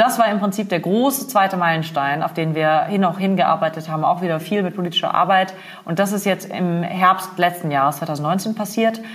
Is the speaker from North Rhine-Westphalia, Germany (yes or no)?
no; Freiburg im Breisgau, Baden-Württemberg, Germany; moved away as an adult; also born or lived in Berlin; Ich komme ursprünglich aus Freiburg im Breisgau im wunderschönen Schwarzwald. Ähm, bin da zur Schule gegangen